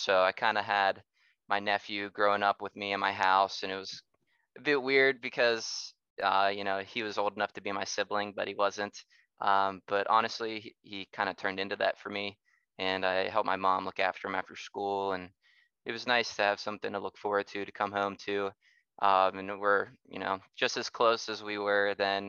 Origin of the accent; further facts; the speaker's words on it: Upper St. Clair, Pennsylvania, United States; I was born in St. Clair Hospital in Upper St. Clair, Pennsylvania, just outside of Pittsburgh. Went to Upper St. Clair all my life, elementary, middle school, high school